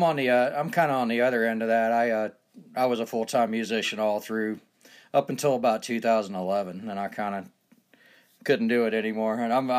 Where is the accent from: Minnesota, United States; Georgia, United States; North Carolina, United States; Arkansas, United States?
Georgia, United States; now in Utah, United States; But I'm originally from Georgia.